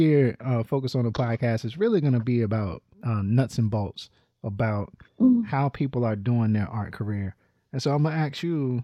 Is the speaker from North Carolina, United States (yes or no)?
yes; Littleton, North Carolina, United States; I grew up in North Carolina